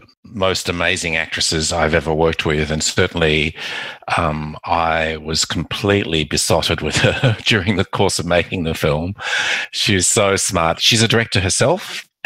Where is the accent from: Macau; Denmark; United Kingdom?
Macau; born there; I was born in Macau